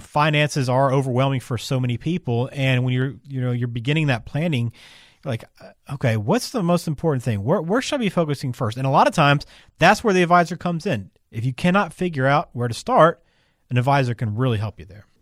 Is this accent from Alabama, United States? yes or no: yes; Alabama, United States; I'm from Alabama